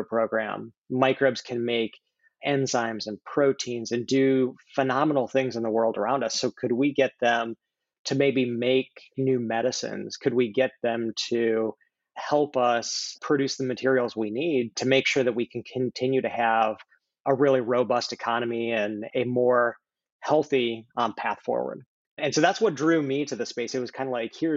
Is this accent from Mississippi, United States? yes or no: no; Wyoming, United States; moved away as an adult; also born or lived in Iowa / Bay Area, California; I grew up in Wyoming and had grandparents in Michigan